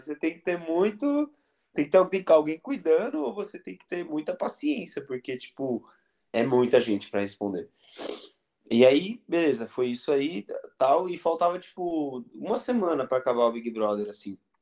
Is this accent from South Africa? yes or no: no; north of Minas Gerais, Brazil; now in São Paulo, Brazil; no norte de Minas, é, que é onde eu nasci